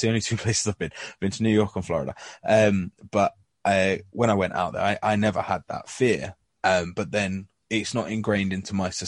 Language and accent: English; England, United Kingdom; you know, because I, you know, I'm English.